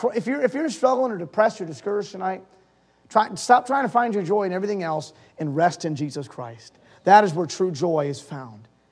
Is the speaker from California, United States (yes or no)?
no; Holyoke, Massachusetts, United States; also born or lived in Springfield, Massachusetts / Mainz, Germany; I was born in Springfield, Massachusetts and I grew up in Holyoke, Massachusetts